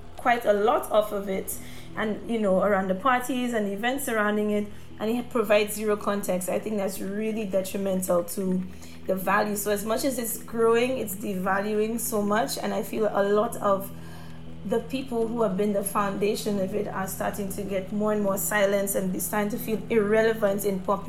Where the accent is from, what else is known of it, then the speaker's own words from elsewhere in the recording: St. Lucia; moved away as an adult; now in United Kingdom; when I was growing up in St. Lucia